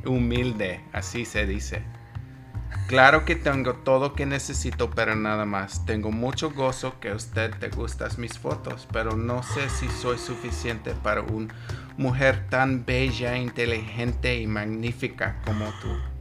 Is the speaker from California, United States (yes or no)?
no; Lehi, Utah, United States; Spanish is a second language; nací aquí en los Estados Unidos, en un pueblito, se llama Lehigh